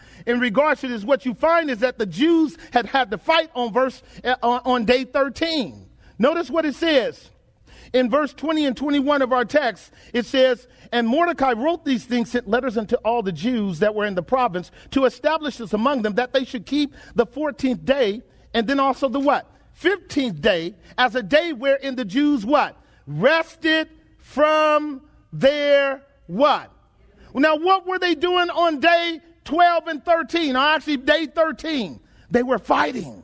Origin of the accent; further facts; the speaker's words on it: United States; As American Christians, we live real good.